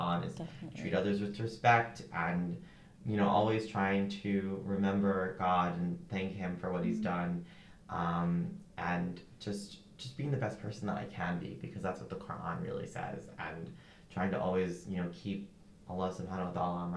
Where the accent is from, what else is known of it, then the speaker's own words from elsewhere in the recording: United States; I'm Muslim, I'm Indian, but not really. Like, I'm a kid in America trying to assimilate